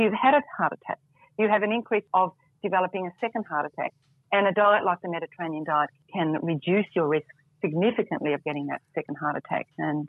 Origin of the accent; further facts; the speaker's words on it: Melbourne, Victoria, Australia; I'm back in my hometown in Melbourne at the moment.